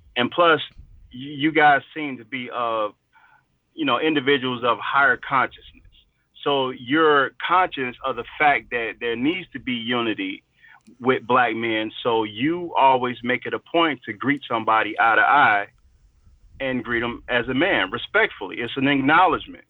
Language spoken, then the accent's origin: English; Chicago, Illinois, United States; I'm from Chicago.